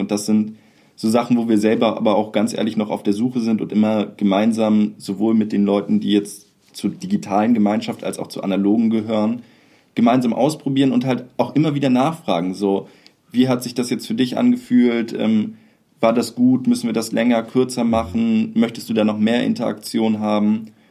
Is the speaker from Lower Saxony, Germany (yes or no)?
yes; Kleinförste, Lower Saxony, Germany; moved away; ich fühle mich immer noch meiner Heimatgemeinde in Kleinförste ähm, zugehörig, so, obwohl ich da schon seit über zehn Jahren äh, noch länger nicht mehr wohne